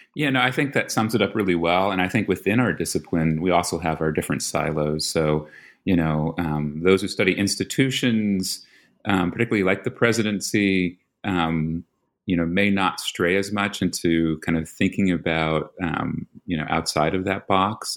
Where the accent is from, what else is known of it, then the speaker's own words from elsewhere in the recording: New York, United States; moved away; I'm from New York. So that's, you know, you, you have a Philly boy and a New York boy